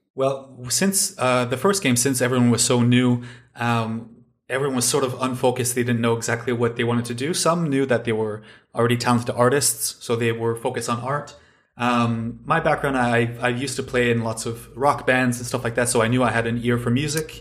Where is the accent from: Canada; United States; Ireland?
Canada; moved away as an adult; now in Finland; I'm originally from Canada, but I'm living now in Finland, uh, for the last few years.